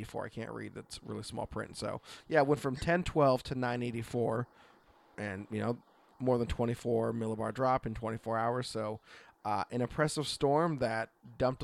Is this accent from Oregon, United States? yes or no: yes; Oregon, United States